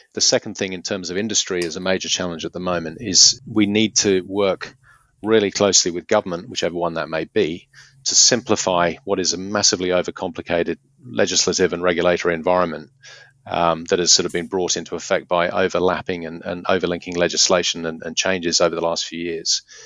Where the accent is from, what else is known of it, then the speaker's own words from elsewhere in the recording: Beaconsfield, South East England, United Kingdom; moved away as an adult; now in Hunter Valley, Australia; I grew up in South Buckinghamshire, a place called Beaconsfield